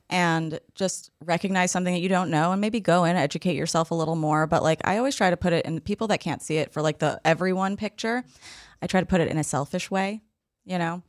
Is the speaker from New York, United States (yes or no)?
yes; New York City, New York, United States; I'm from the Upper East Side